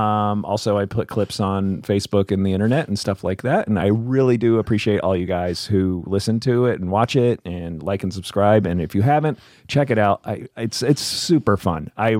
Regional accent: New Jersey, United States; I grew up in Jersey.

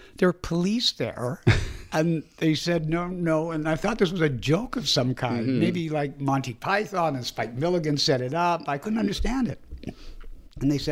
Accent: Canada; moved away; I am a Canadian

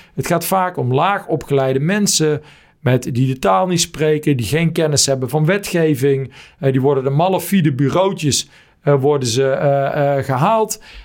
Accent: Netherlands; ook bij mezelf als Nederlander

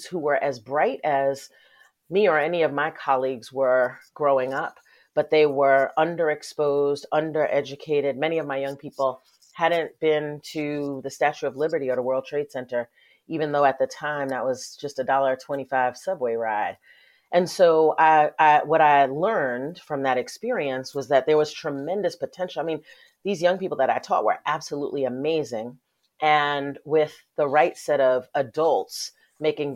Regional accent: Westchester County, New York, United States; I grew up in Westchester County, which is one of the wealthiest counties in the country.

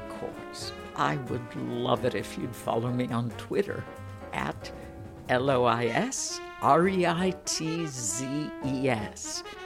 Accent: Chicago, Illinois, United States; moved away; I grew up in Chicago

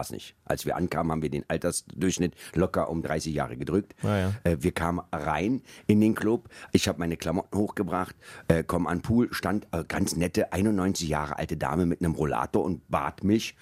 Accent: Berlin, Germany; Ich komme so. aus West-Berlin

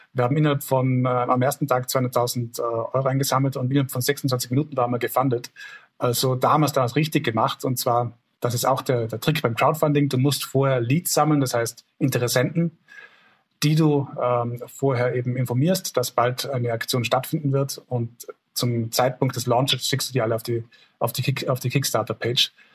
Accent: Tyrol, Austria; bei uns in Tirol

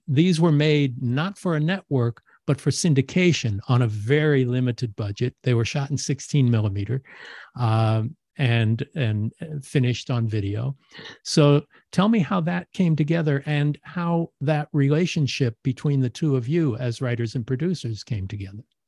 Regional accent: Los Angeles, California, United States; you're talking about my hometown

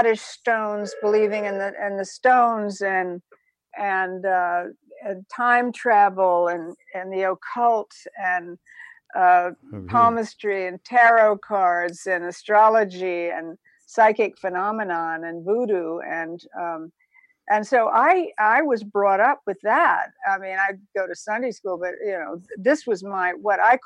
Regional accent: Savannah, Georgia, United States; also born or lived in Statesboro, Georgia; my mother was from Savannah, Georgia, and I was born in Savannah, Georgia

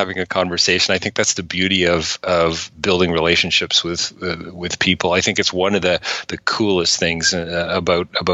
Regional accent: Toronto, Ontario, Canada; also born or lived in Oakville / Guelph; I grew up in Toronto, lived just outside in a town called North Oakville.

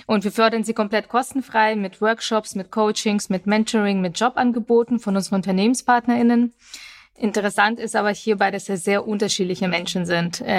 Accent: Augsburg, Bavaria, Germany; 2001, als ich elf Jahre alt war, sind wir nach Deutschland eingewandert, nach Augsburg genau genommen. Ich bin also in Bayern aufgewachsen

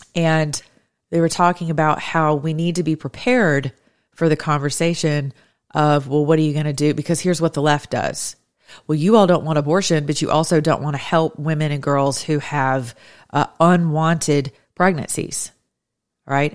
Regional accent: United States; as an American citizen

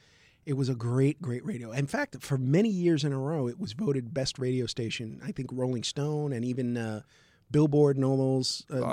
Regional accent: New York City, New York, United States; I'm from the Bronx.

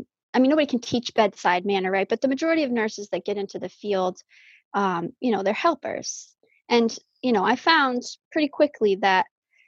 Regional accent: Falmouth, Massachusetts, United States; I was born and raised on Cape Cod. I was born at Falmouth Hospital.

